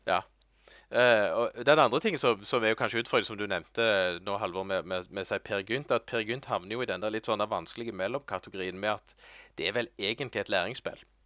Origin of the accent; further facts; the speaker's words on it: Norway; Jeg er norsk. Jeg kan norsk.